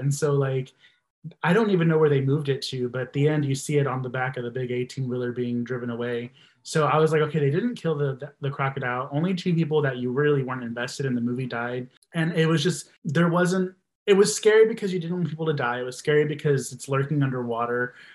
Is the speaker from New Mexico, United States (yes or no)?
no; Texas, United States; I'm from Texas